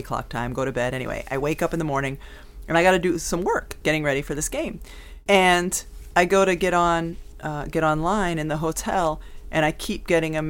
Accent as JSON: {"language": "English", "region": "Connecticut", "country": "United States", "said": "I'm from Connecticut."}